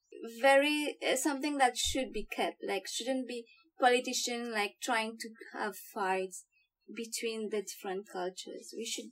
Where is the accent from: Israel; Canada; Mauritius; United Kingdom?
Mauritius; moved away as an adult; now in Australia; I come from Mauritius, a small island in the Indian Ocean. So today I'm exactly 2 years that I came to Australia.